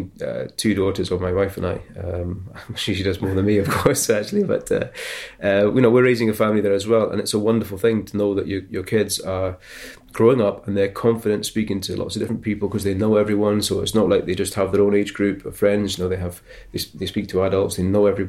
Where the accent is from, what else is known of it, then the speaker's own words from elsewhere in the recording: Islay, Scotland, United Kingdom; I grew up on Islay